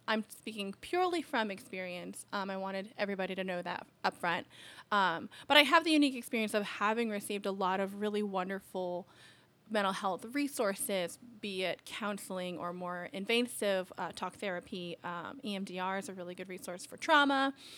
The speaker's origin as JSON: {"language": "English", "region": "Alaska", "country": "United States", "tie": "born or raised there", "said": "so I grew up in Alaska"}